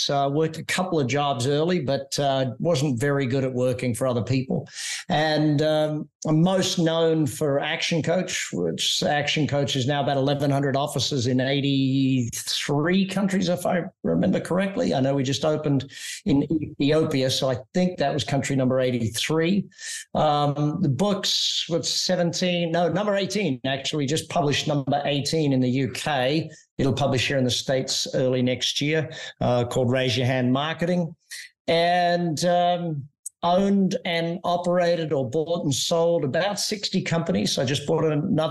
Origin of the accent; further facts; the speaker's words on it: Australia; I grew up in Australia and I was on the Great Barrier Reef. So it's where my home in Australia still is.